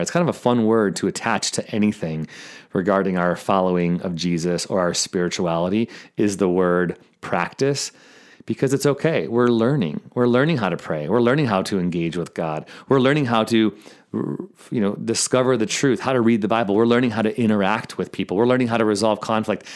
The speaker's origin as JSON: {"language": "English", "town": "Chicago", "region": "Illinois", "country": "United States", "said": "I'm actually from Chicago. I went to North Park University on the north side, and I still have family in Lombard and Palatine."}